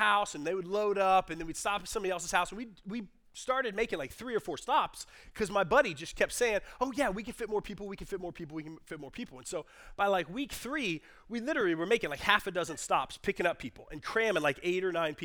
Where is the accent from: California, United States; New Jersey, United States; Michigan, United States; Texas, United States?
Texas, United States; Garland; I grew up in Garland, and I was living in Garland at the time